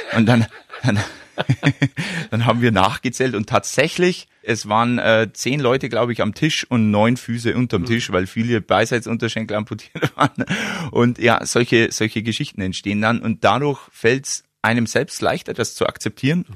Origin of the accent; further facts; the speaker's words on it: Wollensach, Bavaria, Germany; bei mir in Wollensach, in meinem Heimatort